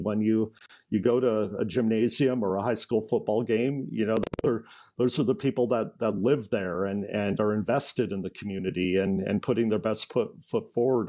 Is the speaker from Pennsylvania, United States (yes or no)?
no; Eugene, Oregon, United States; moved away as an adult; also born or lived in Tacoma, Washington; now in Vancouver, United States; I uh, grew up in Eugene, Oregon